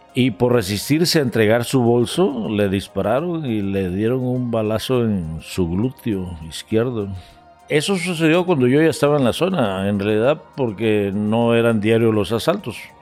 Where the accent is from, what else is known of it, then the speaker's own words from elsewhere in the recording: El Arenal del Centro, Guerrero, Mexico; Yo soy originario del Arenal del Centro, municipio de Benito Juárez, que está ubicado en la costa grande del estado de Guerrero.